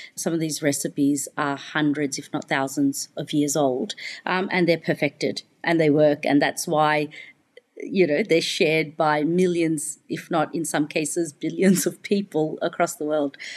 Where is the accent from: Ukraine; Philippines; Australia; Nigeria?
Australia; Melbourne, Victoria; also born or lived in United Kingdom; Victoria and Melbourne, where I'm from